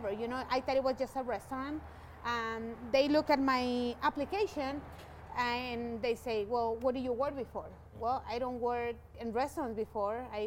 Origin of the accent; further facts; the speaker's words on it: Mexico; English is a second language; now in Colorado, United States; when I moved from Mexico. Um, in my mind, it was it's a Mexican restaurant.